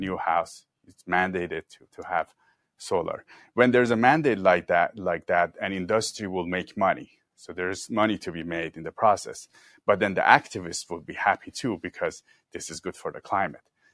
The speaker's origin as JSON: {"language": "English", "country": "Iran", "tie": "born or raised there", "also_born_or_lived": "Mexico City, Mexico / China", "moved": "yes", "lives_now": "Southern California, United States", "said": "I lived in Iran, I grew up in Iran"}